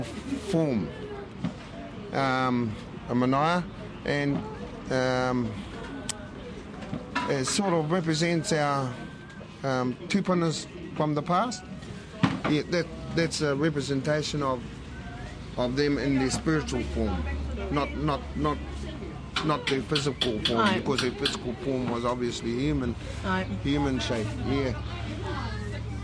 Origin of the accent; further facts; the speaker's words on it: Mōkau, Whangaruru, Northland, New Zealand; moved away as an adult; also born or lived in Wellington / Waikato; now in Ngāruawāhia, New Zealand; I was born and raised up in Moko Whangariri